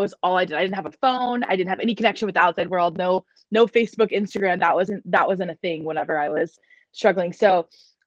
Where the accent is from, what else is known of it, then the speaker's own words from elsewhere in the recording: Dallas, Texas, United States; I was born and raised in Dallas, Texas.